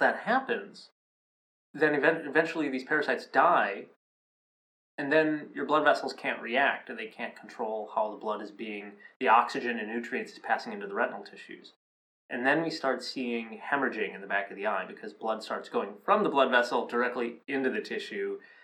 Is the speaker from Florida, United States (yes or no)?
no; Minnesota, United States; I grew up here in the Midwest in Minnesota